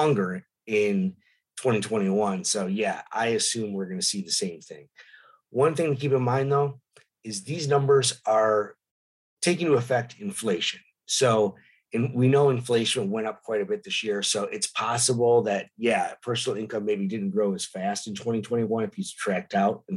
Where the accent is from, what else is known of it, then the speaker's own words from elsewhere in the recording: Detroit, Michigan, United States; now in San Diego, United States; my hometown of Detroit